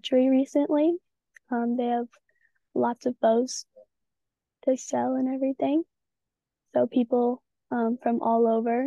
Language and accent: English; Michigan, United States; I'm from Michigan